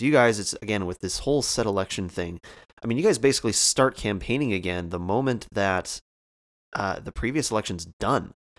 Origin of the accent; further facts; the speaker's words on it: Canada; I'm Canadian